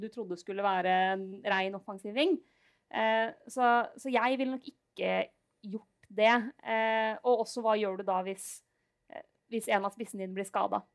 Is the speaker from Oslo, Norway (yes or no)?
no; Lillehammer, Innlandet, Norway; moved away; hjemme på Lillehammer